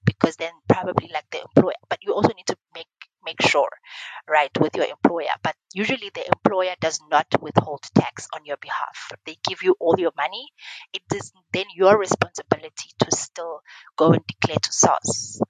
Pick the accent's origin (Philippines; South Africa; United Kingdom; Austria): South Africa; Eastern Cape; I am from the Eastern Cape